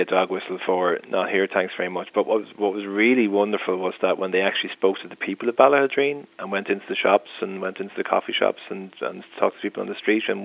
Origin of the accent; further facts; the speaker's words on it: Ireland; we're in every English-speaking world and every country in the world as Irish people, that we know the immigrant experience intimately